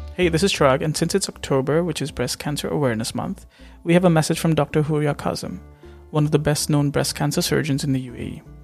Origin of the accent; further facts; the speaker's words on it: Jaipur, Rajasthan, India; I'm from India, Rajasthan, Jaipur